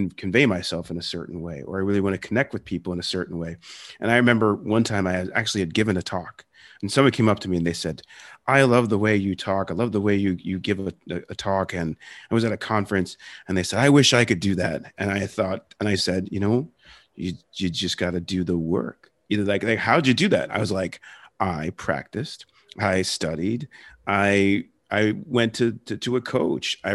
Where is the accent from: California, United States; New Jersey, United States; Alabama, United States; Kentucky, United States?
New Jersey, United States; accent: Philadelphia; also born or lived in Philadelphia; I grew up in Philadelphia area and originally from Philly, grew up in South Jersey around a lot of Jews and a lot of Italians. And, and like, I know a, a lot of that story, you know, raised Catholic, um, we had the you know you had the philadelphia accent